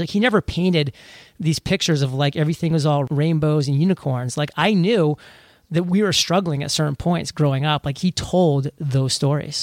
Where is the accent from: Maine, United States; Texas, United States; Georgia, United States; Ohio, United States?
Maine, United States; born or raised there